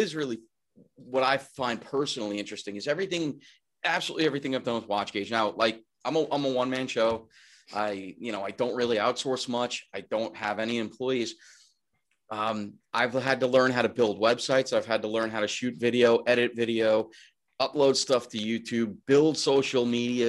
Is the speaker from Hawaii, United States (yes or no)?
no; Long Island, New York, United States; also born or lived in Suffolk County / Manhattan; I'm from Long Island, born and raised. I still live here